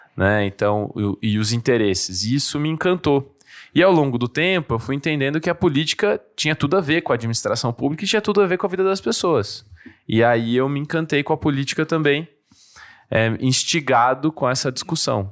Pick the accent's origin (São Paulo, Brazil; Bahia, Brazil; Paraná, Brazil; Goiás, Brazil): São Paulo, Brazil; São Carlos; accent: caipira; moved away as an adult; also born or lived in Dois Córregos; now in São Paulo, Brazil; Eu nasci em São Carlos, também fui criado em Dois Córregos, que é uma cidade é, do lado de Jaú, Bauru